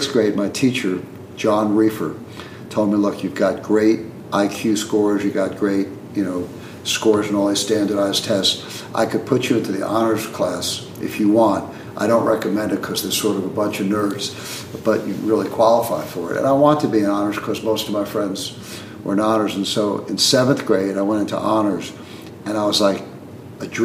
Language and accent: English; Queens / Long Island, New York, United States; in fourth grade, I moved from Queens, maybe 5 miles to Long Island, just right across the border